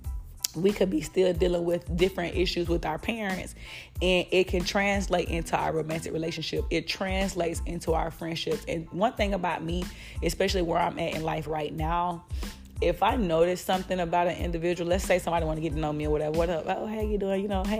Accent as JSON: {"language": "English", "region": "Florida", "country": "United States", "said": "I'm from Florida. So the way that I speak, this is my natural dialect"}